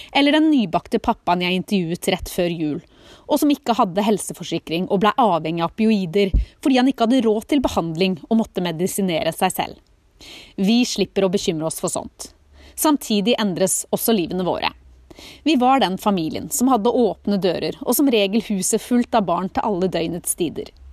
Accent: Norway; moved away as an adult; Nå sitter vi plutselig hjemme i Norge

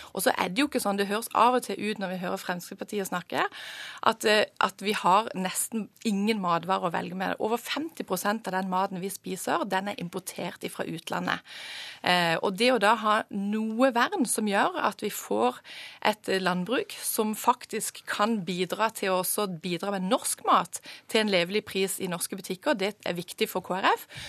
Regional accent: Sørlandet, Southern Norway, Norway; Nå kommer jeg fra Sørlandet

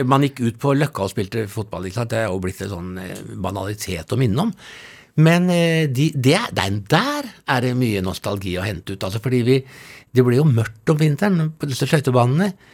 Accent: Oslo, Norway; Jeg vokste opp på Tonsenhagen i, i Oslo. Ja. Fra jeg var tre til jeg var 13

